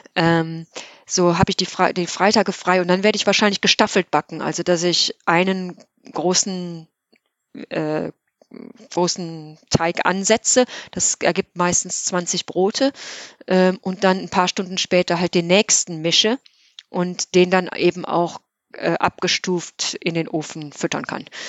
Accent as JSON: {"language": "German", "town": "Geilenkirchen", "region": "North Rhine-Westphalia", "country": "Germany", "tie": "born or raised there", "moved": "yes", "lives_now": "Cork, Ireland", "said": "von meiner Kindheit in Geilenkirchen"}